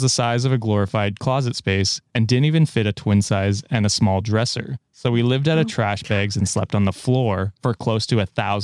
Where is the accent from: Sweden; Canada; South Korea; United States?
Canada; as a Canadian